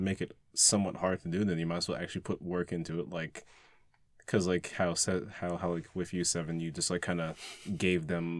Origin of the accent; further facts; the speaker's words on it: New York, United States; I'm from New York.